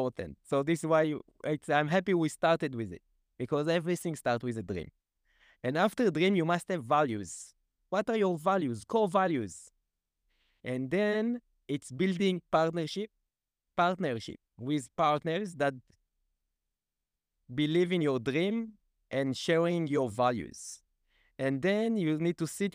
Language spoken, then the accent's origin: English; Israel; I really wanted to move out from the kibbutz, and at the year of 14, I fulfilled this dream.